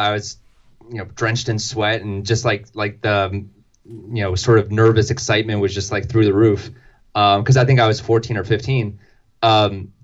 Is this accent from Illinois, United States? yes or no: no; Delaware, United States; growing up in Delaware, that meant going to Philly a lot